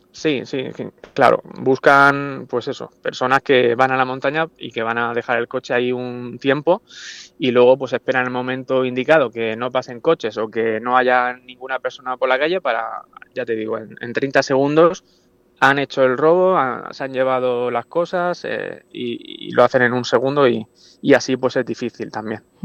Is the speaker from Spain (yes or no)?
yes; Orihuela, Valencian Community, Spain; yo soy de Orihuela